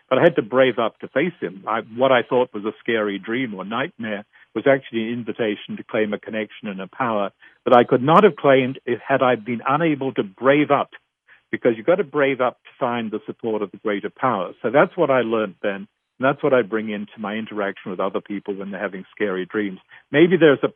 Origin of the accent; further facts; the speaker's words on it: Australia; moved away as an adult; now in North America; I grew up in Australia